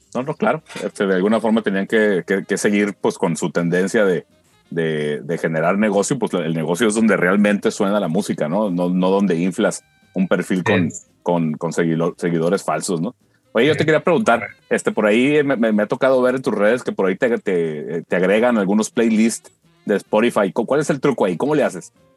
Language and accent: Spanish; Culiacán, Sinaloa, Mexico; somos bandas artistas de Culiacán